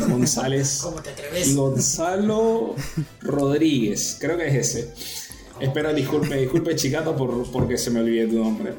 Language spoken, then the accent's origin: Spanish; Venezuela; moved away as an adult; now in La Plata, Argentina